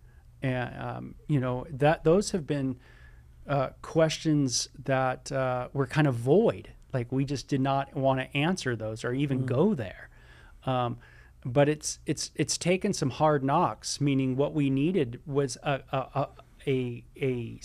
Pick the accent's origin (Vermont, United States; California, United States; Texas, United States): California, United States; Southern; growing up in Southern California